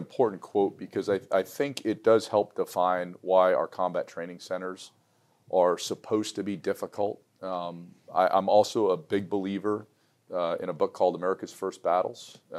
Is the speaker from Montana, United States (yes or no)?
no; New York City, New York, United States; I was born in New York City